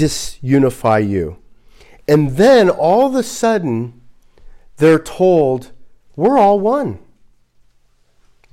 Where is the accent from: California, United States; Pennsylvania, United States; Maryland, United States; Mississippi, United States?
California, United States; Los Angeles; I'm from Los Angeles. So I'm a person from Los Angeles